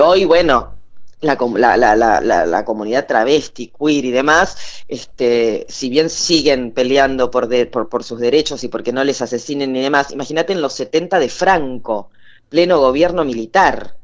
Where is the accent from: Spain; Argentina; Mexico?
Argentina; Buenos Aires; A mí me da vergüenza a veces decir que soy porteña